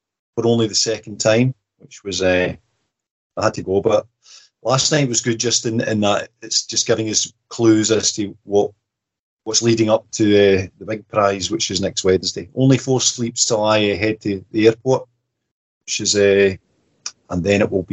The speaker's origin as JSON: {"language": "English", "town": "Glasgow", "region": "Scotland", "country": "United Kingdom", "tie": "born or raised there", "said": "The Easter House boy will be bursting out of me"}